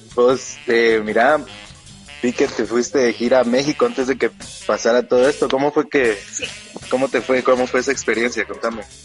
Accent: Guatemala; aquí en mi país

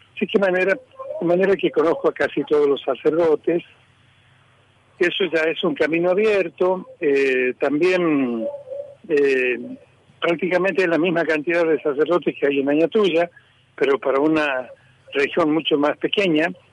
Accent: Tucumán, Argentina; moved away; also born or lived in Añatuya; soy tucumano y conozco la zona

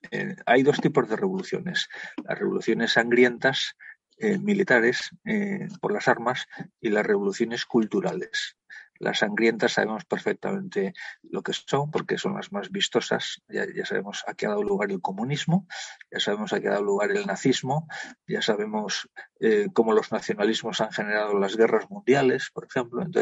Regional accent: Spain; somos europeos y somos españoles.

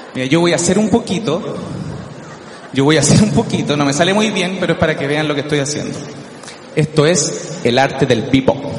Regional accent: Chile; yo soy terrible chileno, pero terrible chileno.

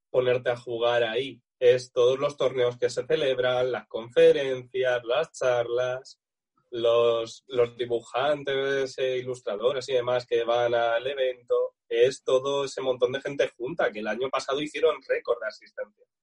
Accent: Spain; Nosotros tenemos la anécdota de que somos los pocos españoles que hemos visto algo de The Last of 2 antes de este tema de los lanzamientos.

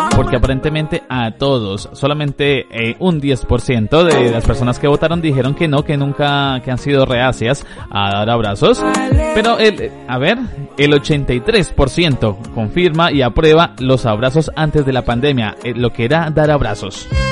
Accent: Colombia; accent: Colombian; now in Tenerife, Spain; algunas expresiones, algunas palabras para no parecer tan colombiano

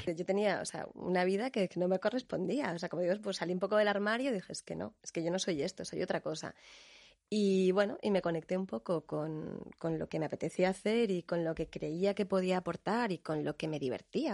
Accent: Canary Islands, Spain; yo que soy canaria

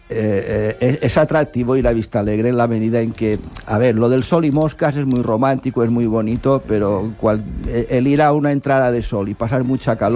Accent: Spain; por lo que nos atañe como españoles, de Juan José Padilla.

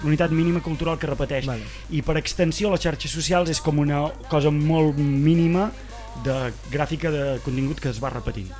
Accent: Vic, Catalonia, Spain; vaig créixer a Vic

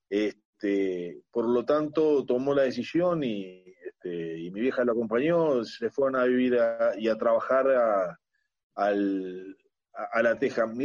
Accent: Montevideo, Uruguay; born there; yo este, no solamente nací en La Teja, me siento tejano.

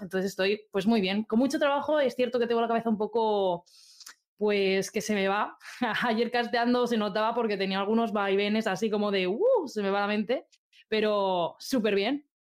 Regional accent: Albacete, Castilla-La Mancha, Spain; moved away as an adult; also born or lived in Madrid; now in Zaragoza, Spain; soy de un pueblecito súper chiquito de Albacete, pero cuando cumplí 18 me fui a estudiar a Madrid

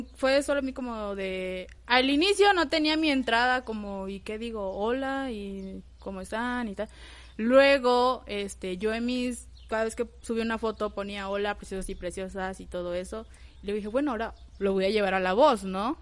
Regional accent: Villahermosa, Tabasco, Mexico; moved away as an adult; now in Tuxtla Gutiérrez, Mexico; originaria soy de Tabasco, Villahermosa, Tabasco. Pero ya tengo 8 o 10 años viviendo aquí en Tuxtla

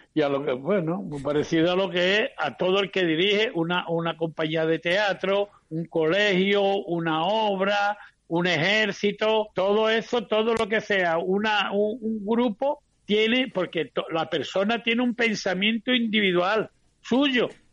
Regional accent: Andalusia, Spain; los andaluces estamos más repartidos que la lotería de Navidad

